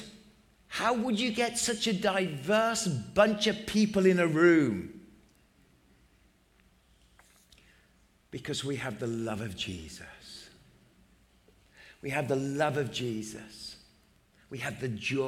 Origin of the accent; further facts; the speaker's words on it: England, United Kingdom; I'm English